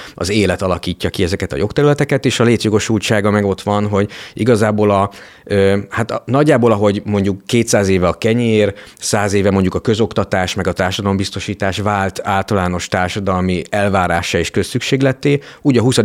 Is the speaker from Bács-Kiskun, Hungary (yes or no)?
yes; Kiskunfélegyháza, Bács-Kiskun, Hungary; moved away as an adult; also born or lived in Budapest; nekem ilyen kiskunfélegyháza, Eh, ahol eh, felnőttem